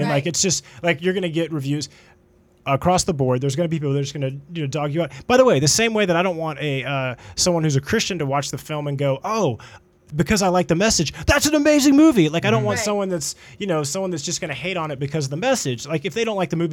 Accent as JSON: {"language": "English", "town": "Dallas", "region": "Texas", "country": "United States", "said": "I am from Dallas"}